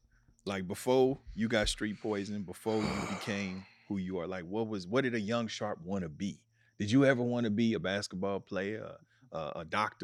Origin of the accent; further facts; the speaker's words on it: Kansas City, Missouri, United States; moved away as an adult; now in Los Angeles, United States; when I'm here and people ask me where I'm from, I say I'm from Kansas City, Missouri.